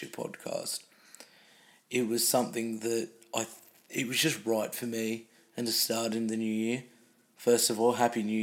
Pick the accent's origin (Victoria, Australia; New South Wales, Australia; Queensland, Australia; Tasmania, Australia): New South Wales, Australia; Newcastle; I'm from Newcastle